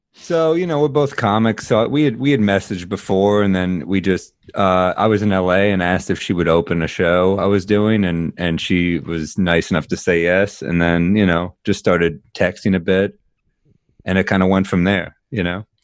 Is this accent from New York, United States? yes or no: yes; New York City, New York, United States; I'm a New Yorker, I'm a native New Yorker